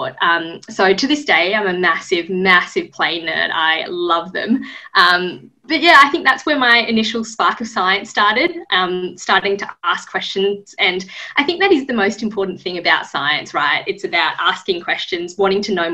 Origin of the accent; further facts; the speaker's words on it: Sydney, New South Wales, Australia; also born or lived in Japan / Melbourne; I grew up mainly in Sydney